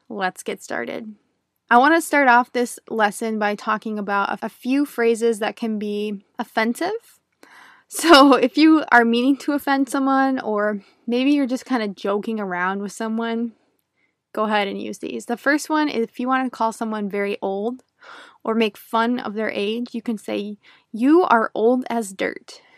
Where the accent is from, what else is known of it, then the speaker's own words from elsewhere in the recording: United States; first language English; a native English speaker from the United States